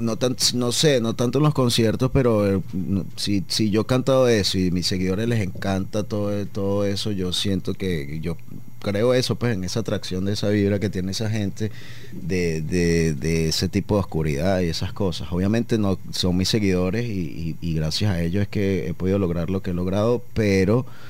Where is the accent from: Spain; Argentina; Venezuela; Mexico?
Venezuela; Caracas, Capital District; moved away as an adult; now in Medellín, Colombia; Nosotros en Caracas que tenemos a La Guaira ahí como a 30 minutos